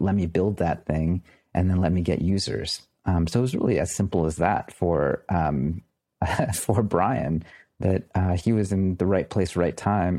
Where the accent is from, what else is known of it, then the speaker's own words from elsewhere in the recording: United States; I'm an American.